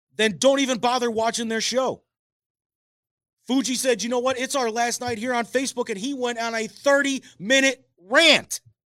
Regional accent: United States; As an American

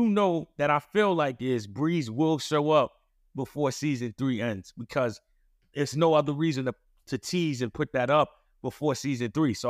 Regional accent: New York City, New York, United States; No, I'm from Queens.

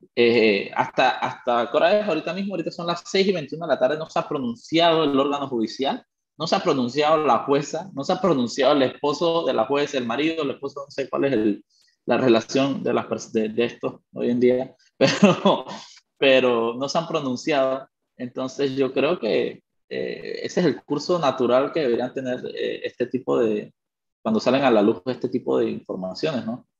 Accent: Panama; soy panameño

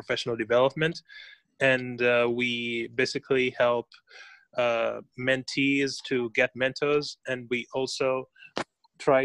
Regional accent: Kenya; moved away as an adult; now in China; I'm from Kenya in East Africa

